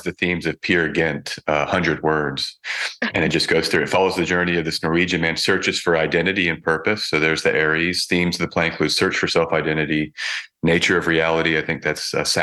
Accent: United States; moved away as an adult; I've left America, left my home country

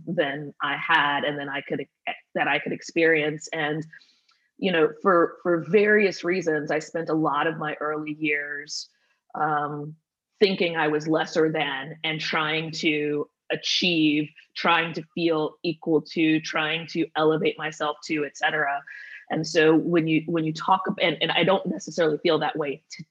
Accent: Atlanta, Georgia, United States; also born or lived in Indianapolis; went to Atlanta in fifth grade and then, you know, graduated high school out of Atlanta

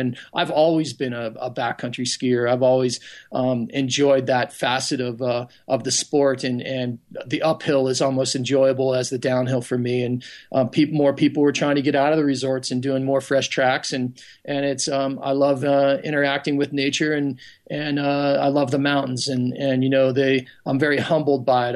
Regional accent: Pennsylvania, United States; I grew up in Pennsylvania

